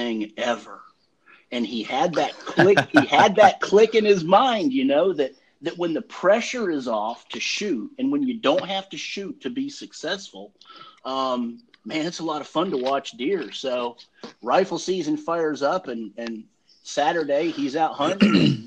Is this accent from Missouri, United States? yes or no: no; Douglasville, Georgia, United States; also born or lived in Michigan; I grew up in Douglasville